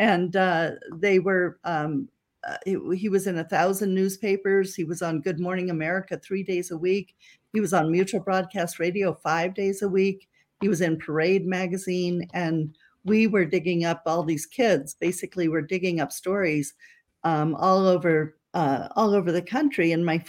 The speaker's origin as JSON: {"language": "English", "town": "Las Vegas", "region": "Nevada", "country": "United States", "tie": "born or raised there", "said": "I grew up in Las Vegas, outside of Las Vegas, Nevada. And I always thought that Nevada was uniquely corrupt."}